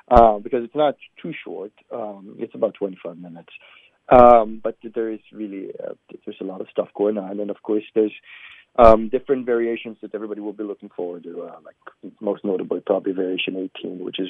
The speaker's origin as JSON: {"language": "English", "country": "Israel", "also_born_or_lived": "New York, United States", "moved": "yes", "lives_now": "Cincinnati, United States", "said": "I'm originally from Israel, but I've been in this country for a while now. I lived in New York for many years"}